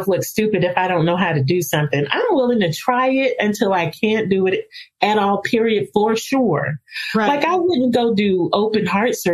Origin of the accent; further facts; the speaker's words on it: Rocky Mount, North Carolina, United States; So I'm from Rocky Mount, North Carolina